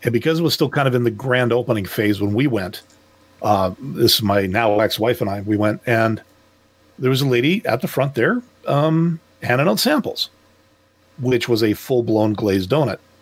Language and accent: English; Quebec, Canada; I'm a Canadian